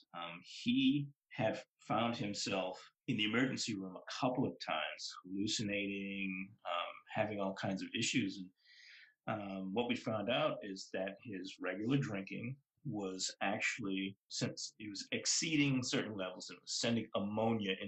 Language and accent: English; Boston, Massachusetts, United States; the neighborhood I grew up in Boston is called Mattapan